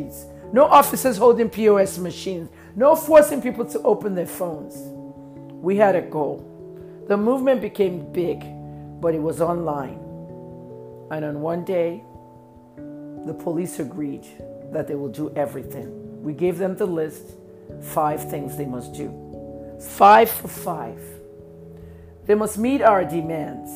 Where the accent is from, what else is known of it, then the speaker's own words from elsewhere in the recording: Ibadan, Oyo, Nigeria; I was friends with a lot of SARS officers in my hometown, Ibadan, Oyo State, Nigeria